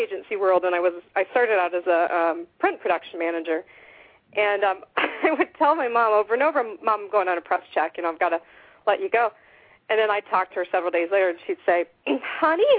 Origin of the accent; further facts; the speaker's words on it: Midwest, United States; moved away; I was raised in the Midwest, so I most of my family's there.